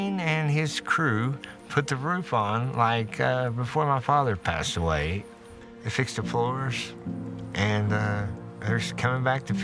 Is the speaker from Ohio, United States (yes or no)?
no; Martin County, Kentucky, United States; I grew up in Martin County here